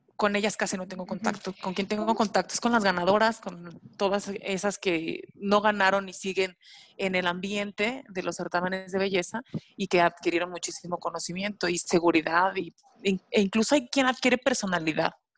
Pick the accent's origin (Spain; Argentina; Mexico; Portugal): Mexico; nuestro México